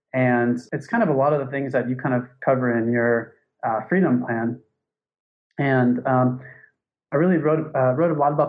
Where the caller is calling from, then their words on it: Thailand; So I'm calling from Thailand.